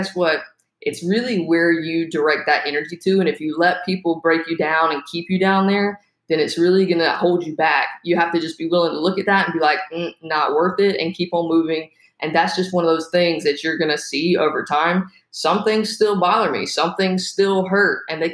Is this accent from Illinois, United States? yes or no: no; South Carolina, United States; moved away; I'm from South Carolina originally